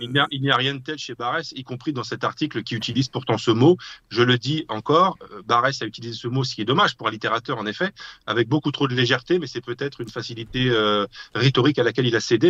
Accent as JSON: {"language": "French", "country": "France", "said": "je suis français"}